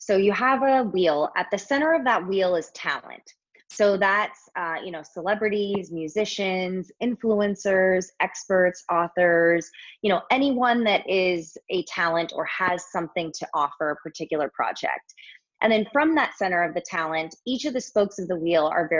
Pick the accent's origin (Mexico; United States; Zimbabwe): United States; Southern California; moved away as an adult; also born or lived in New York; I was born and raised in Southern California, went to college at SC